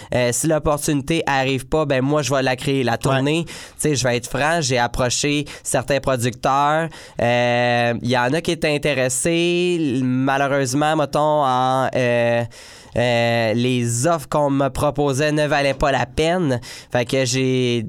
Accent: Joliette, Quebec, Canada; Joliette qui est ma ville natale

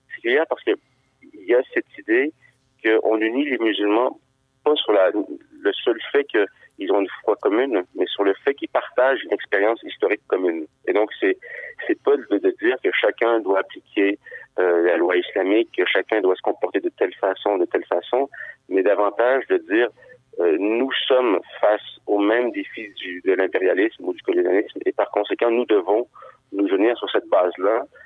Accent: Quebec City, Quebec, Canada; now in Montreal, Canada; moi j'ai grandi, euh, j'ai grandi à Sainte-Foy

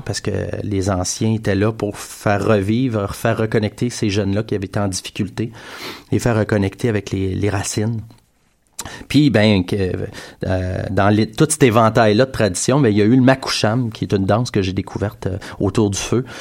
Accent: Montreal, Quebec, Canada; on est de Montréal, fait qu'il euh, y a une urbanité dans ce qu'on fait.

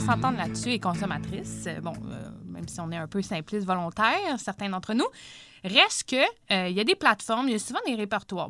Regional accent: Saint-Hyacinthe, Quebec, Canada; je viens de Saint-Hyacinthe

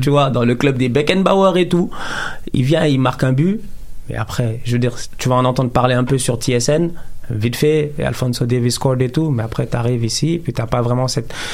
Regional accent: Dakar, Senegal; now in Quebec, Canada; j'ai grandi à Dakar, au Sénégal.

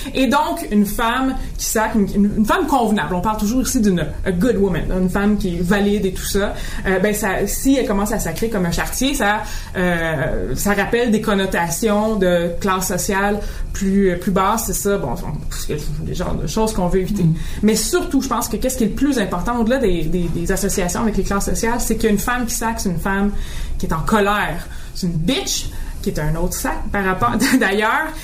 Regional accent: Boucherville, Quebec, Canada; dans mon enfance à Boucherville, donc vraiment classe moyenne

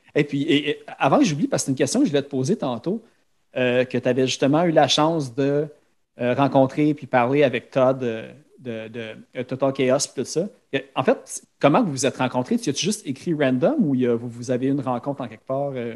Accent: Laval, Quebec, Canada; je viens de Sainte-Dorothée, juste sur le bord de Chamédée à Laval.

